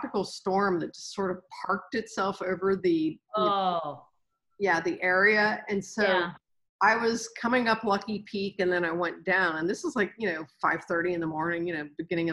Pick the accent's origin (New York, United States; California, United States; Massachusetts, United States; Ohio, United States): Ohio, United States; also born or lived in Florida; now in San Antonio, United States; I'm originally from Ohio and then I lived in Florida